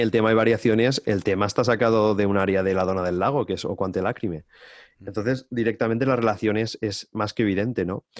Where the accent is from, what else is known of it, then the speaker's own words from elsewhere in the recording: Valencian Community, Spain; also born or lived in Amsterdam, Netherlands; estar en mi casa de toda la vida, en mi pueblo, estoy a, a, 40 minutos apenas en coche